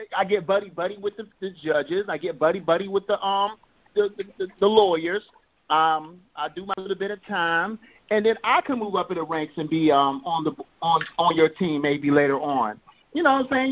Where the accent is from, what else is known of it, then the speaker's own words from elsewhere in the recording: Compton, California, United States; I'm from Compton